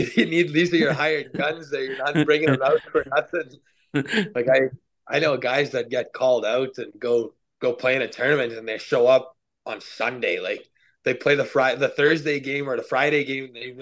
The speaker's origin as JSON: {"language": "English", "town": "Kitigan Zibi", "region": "Quebec", "country": "Canada", "tie": "born or raised there", "said": "growing up here"}